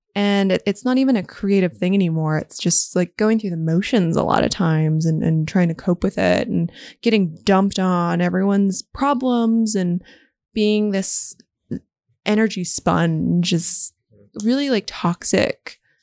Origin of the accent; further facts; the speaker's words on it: Las Vegas, Nevada, United States; I was born and raised in Las Vegas